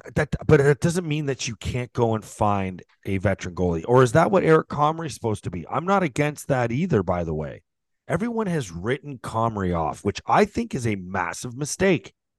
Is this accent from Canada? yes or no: yes; St. Catharines, Ontario, Canada; I grew up in Saint Catharines.